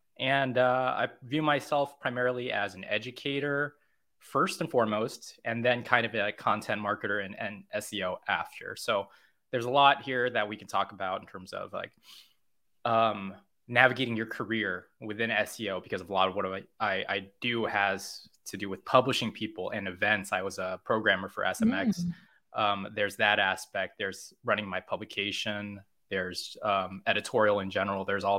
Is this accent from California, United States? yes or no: yes; California, United States; also born or lived in Korea; I moved to America from Korea. I'm from America, but I'm from California, which is still America. But I grew up there and then I moved to Korea and I was a teacher there for a number of years.